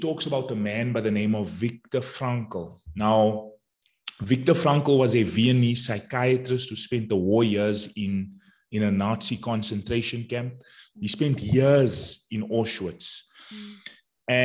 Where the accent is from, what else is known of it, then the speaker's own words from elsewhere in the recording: Johannesburg, Gauteng, South Africa; I'm from Johannesburg, South Africa, and I'm a mindset coach